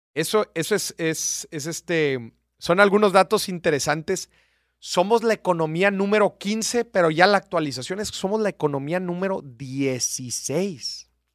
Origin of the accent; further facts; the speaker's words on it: Mexico; somos buenos los mexicanos